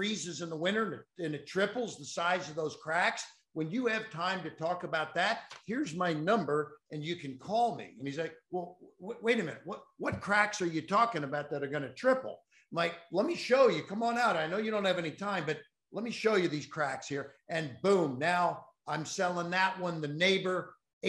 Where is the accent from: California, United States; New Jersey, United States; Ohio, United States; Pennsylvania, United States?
Ohio, United States; Cincinnati; I'm from Cincinnati